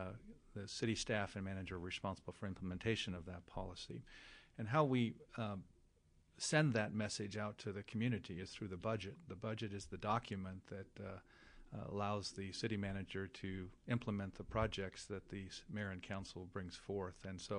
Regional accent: Tucson, Arizona, United States; People say, well, I'm from Tucson. I live in a little town called Vail near Tucson, and Tucson is the epicenter of what we do.

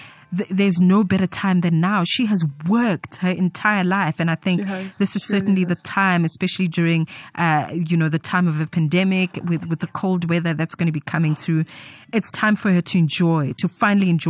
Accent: Soweto, Gauteng, South Africa; I'm a girl from Soweto, ke Motswana

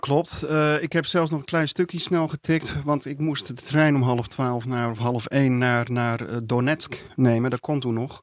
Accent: Netherlands; als Nederlanders

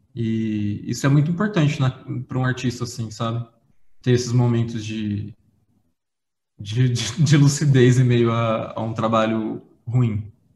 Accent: interior of São Paulo, Brazil; eu sou do interior de São Paulo. Sim. E eu tive uma infância bem humilde

